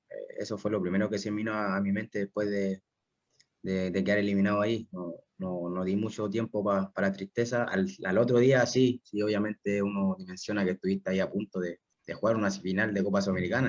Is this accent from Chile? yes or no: yes; Concepción, Biobío, Chile; yo soy de Concepción, casi toda mi familia es de Concepción